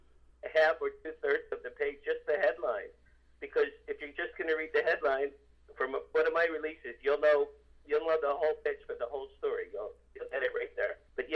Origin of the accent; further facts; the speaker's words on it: Asbury Park, New Jersey, United States; moved away as an adult; also born or lived in Boston / Los Angeles; I grew up in Asbury Park, New Jersey, the Jersey Shore.